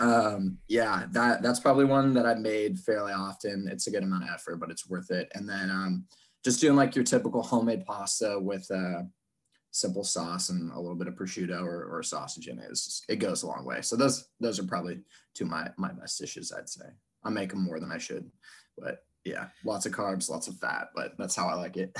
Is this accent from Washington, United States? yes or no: yes; Seattle, Washington, United States; born and raised in Seattle